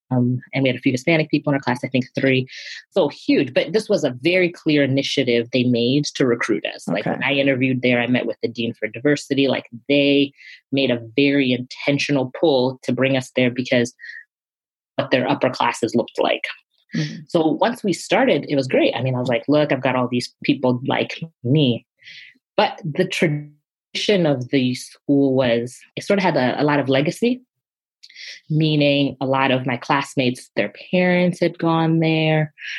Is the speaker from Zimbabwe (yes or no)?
yes; Zimbabwe; And my parents, you know, growing up in Zimbabwe, we were a country that was colonized.